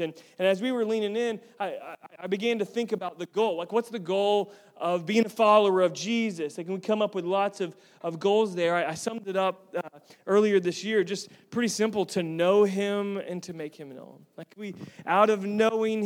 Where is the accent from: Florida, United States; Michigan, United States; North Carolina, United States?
Florida, United States; Tampa; I'm originally from Tampa